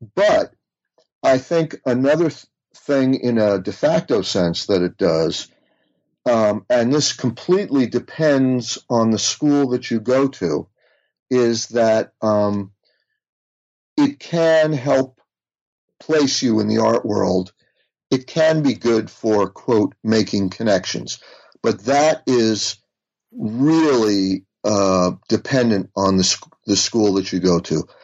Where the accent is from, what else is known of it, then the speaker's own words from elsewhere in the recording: United States; growing up outside of New York